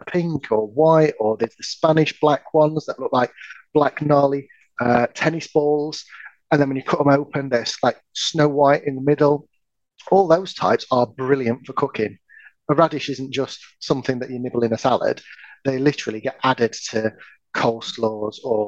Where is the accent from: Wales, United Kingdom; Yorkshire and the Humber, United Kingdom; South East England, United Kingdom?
Yorkshire and the Humber, United Kingdom; I don't speak French. I'm from Yorkshire